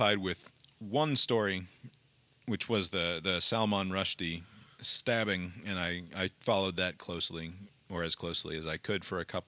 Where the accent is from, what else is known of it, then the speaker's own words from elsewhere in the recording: Montvale, New Jersey, United States; I grew up in Montvale, but 20 minutes or so from this place